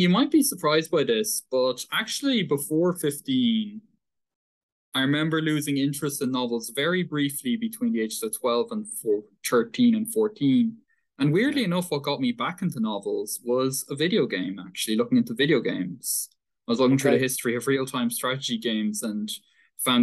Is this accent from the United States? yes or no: no; Dublin, Leinster, Ireland; also born or lived in Paris, France / Dún Laoghaire; I mostly grew up in Ireland. I basically grew up in Ireland, in Dublin, in the Dublin area.